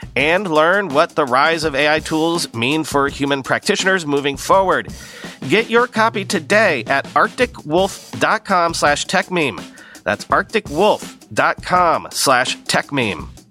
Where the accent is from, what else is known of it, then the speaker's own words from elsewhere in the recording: New York, United States; I'm a New Yorker